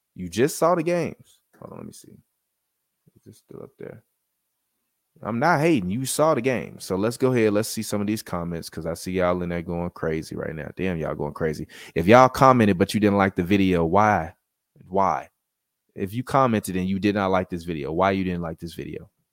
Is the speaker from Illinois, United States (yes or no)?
yes; Chicago, Illinois, United States; moved away; my hometown team, the Chicago Bulls